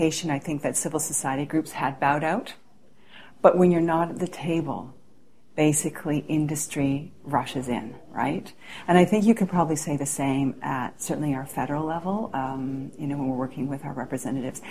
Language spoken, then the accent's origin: English; Canada; I was asked as a Canadian